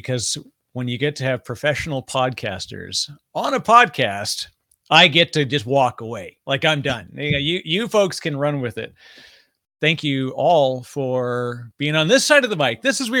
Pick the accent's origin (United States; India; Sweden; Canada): Canada; People never know that I'm Canadian until I talk to another Canadian. And then for whatever reason, our accents kind of bleed pretty heavily in those ones.